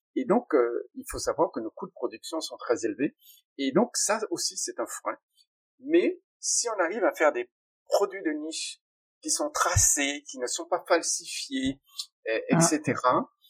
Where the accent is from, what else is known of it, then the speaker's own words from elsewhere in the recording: Guadeloupe; les richesses de la France de demain sont chez nous